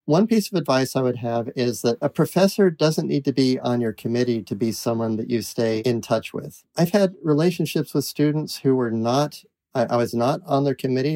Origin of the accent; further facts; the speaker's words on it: New England, United States; also born or lived in Utah / Iowa; I was born in Utah, but grew up in New England